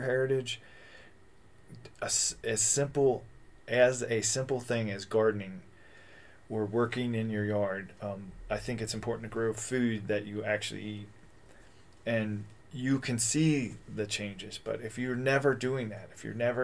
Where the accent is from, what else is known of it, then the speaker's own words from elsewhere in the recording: Kentucky, United States; moved away as an adult; also born or lived in California; I grew up in Kentucky, and then I moved out to California